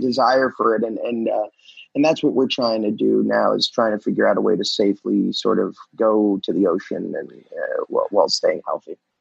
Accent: Hollywood, Florida, United States; Hollywood Beach, where where I was raised

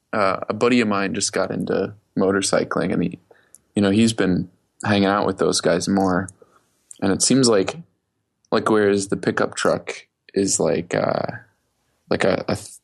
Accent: outside of Philadelphia, Pennsylvania, United States; I grew up outside of Philly

